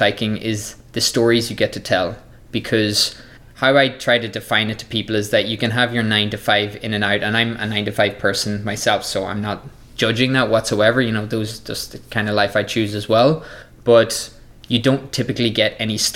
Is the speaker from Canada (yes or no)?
no; Ireland; my home country of Ireland